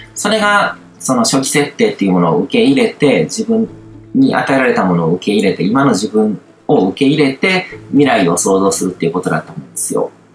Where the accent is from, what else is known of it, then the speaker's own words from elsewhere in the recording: Japan; 日本に生まれ育った